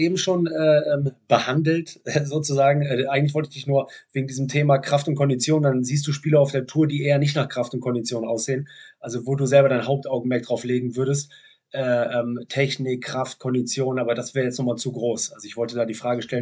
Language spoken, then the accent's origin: German; Cologne, North Rhine-Westphalia, Germany; als Kölner in München, moderiert Quatsch Comedy Club